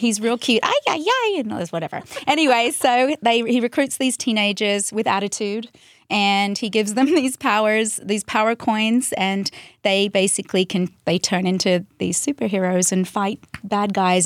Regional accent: Central Coast, New South Wales, Australia; moved away as an adult; now in United States; I grew up in the Central Coast, which is about an hour and a half out of Sydney

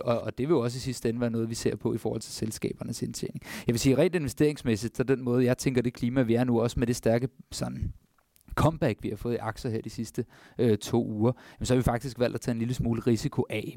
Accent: Denmark; For os som danskere

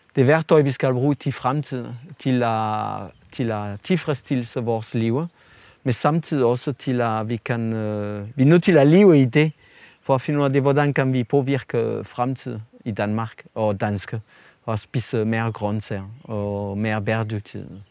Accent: France; Danish is a second language; moved away as an adult; now in Denmark; fra Frankrig, hvor jeg kommer fra

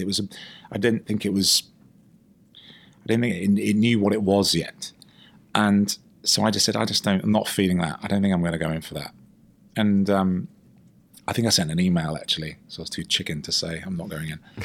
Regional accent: United Kingdom; I'm British

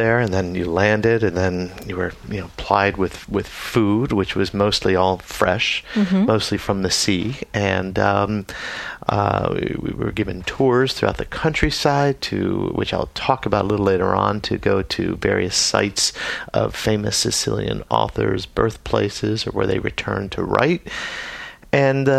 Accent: Florida, United States; I grew up in Florida

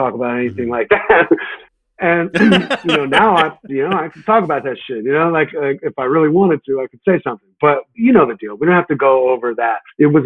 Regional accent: New York, United States; I'm a New Yorker through and through

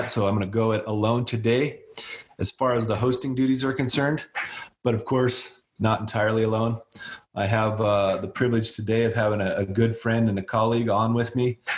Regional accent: Wyoming, United States; now in Colorado, United States; My dad lives in Wyoming. I'm from Wyoming.

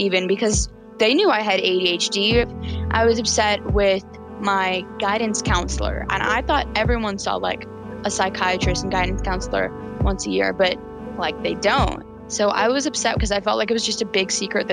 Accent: Chapel Hill, North Carolina, United States; I'm 14 years old, and I'm from Chapel Hill, North Carolina

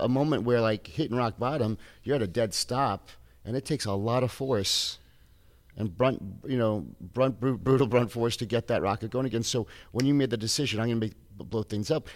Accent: Tampa, Florida, United States; I grew up in Tampa

